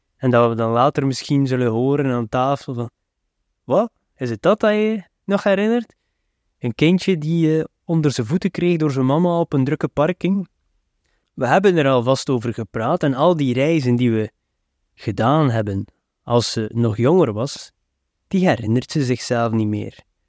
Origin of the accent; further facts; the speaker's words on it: West Flanders, Belgium; als West-Vlaming